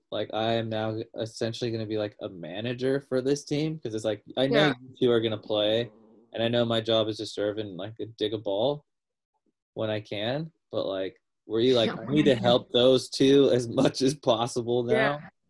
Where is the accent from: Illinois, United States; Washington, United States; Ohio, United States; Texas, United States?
Washington, United States; Seattle; Just because I'm from Seattle.